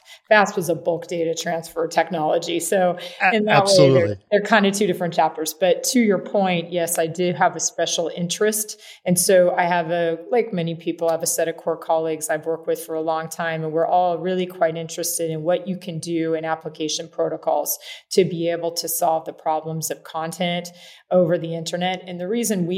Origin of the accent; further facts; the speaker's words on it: Kansas, United States; I'm actually a farm kid. I grew up in Kansas